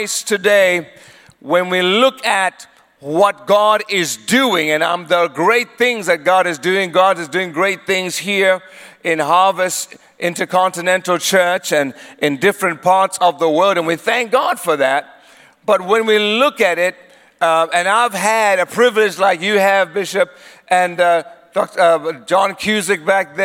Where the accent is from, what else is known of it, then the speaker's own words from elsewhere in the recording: Eswatini; also born or lived in South Africa; My dad was from Swaziland, and my mother is from South Africa. She is Zulu. My dad was Swazi. So I grew up in Swaziland, but I'm also a South African